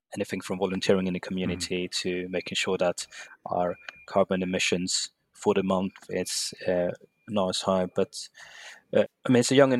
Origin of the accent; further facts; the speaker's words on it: Sweden; moved away as an adult; now in London, United Kingdom; I'm in London at the moment, and but I'm actually born and raised in Sweden